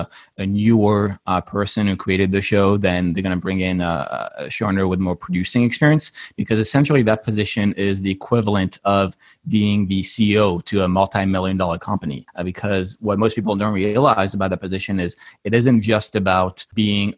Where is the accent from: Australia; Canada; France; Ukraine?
France; Paris, Île-de-France; moved away as an adult; now in United States; I'm originally from Paris, which is why I also have an accent. And I moved to the States about 8 years ago.